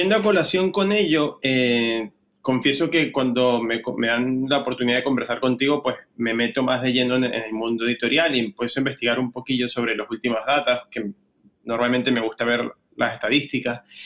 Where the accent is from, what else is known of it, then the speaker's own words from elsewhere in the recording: Venezuela; moved away as an adult; now in Spain; yo soy venezolano, llegué a España hace 10 años